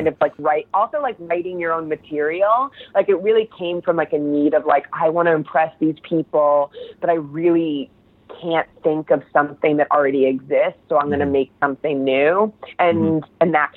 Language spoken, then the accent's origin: English; New Jersey, United States; I grew up in New Jersey